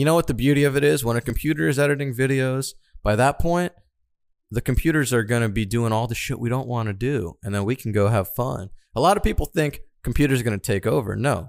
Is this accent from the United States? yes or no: yes; Florida, United States; Ladies and gentlemen, growing up in Florida, I didn't drink these under five.